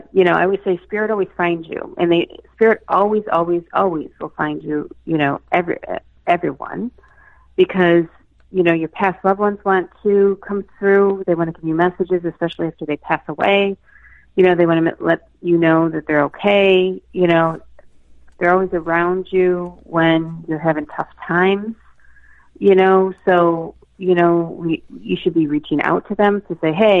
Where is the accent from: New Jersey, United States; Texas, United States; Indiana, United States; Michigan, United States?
Michigan, United States; also born or lived in Boston; now in Andover, United States; I'm originally from Michigan, and here I land in Andover, Massachusetts